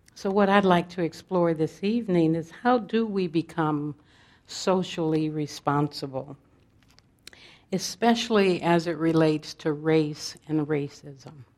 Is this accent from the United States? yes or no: yes; Los Angeles, California, United States; I was born in South Central Los Angeles in the, in the heat of the civil rights and Black Panther movements